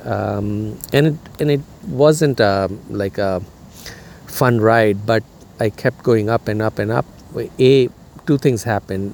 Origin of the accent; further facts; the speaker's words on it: India; moved away as an adult; now in United States; where I was growing up in India